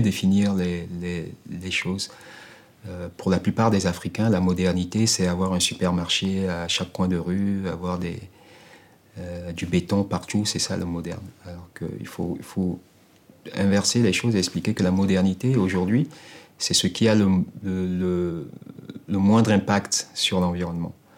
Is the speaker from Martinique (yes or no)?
no; Togo; togolais, donc quelqu'un de chez eux, en réalité mec du Sud